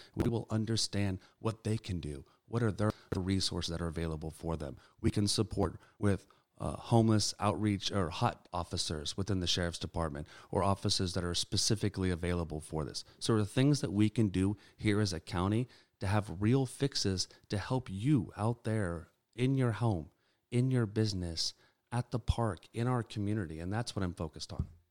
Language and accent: English; Sacramento, California, United States; I've had the pleasure of growing up and being born and raised in Sacramento